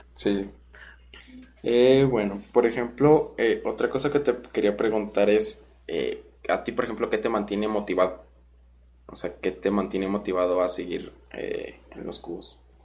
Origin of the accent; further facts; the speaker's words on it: Guanajuato, Mexico; yo soy de Guanajuato